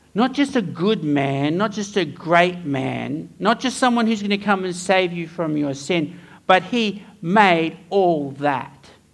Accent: Townsville, Queensland, Australia; moved away; I grew up in Townsville

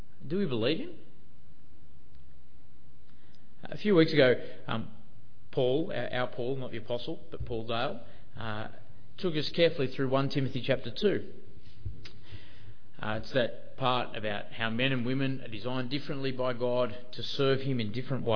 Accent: Australia; also born or lived in Sydney; being Australian

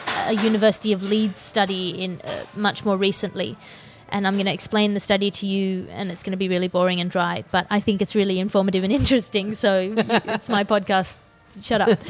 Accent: Australia; I think I'm Australian. Everything I've ever experienced has told me I'm Australian.

